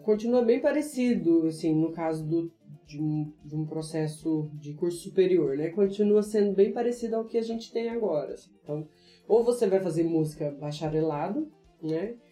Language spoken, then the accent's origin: Portuguese; interior of Minas Gerais, Brazil; eu sou mineira, é, do interior de Minas Gerais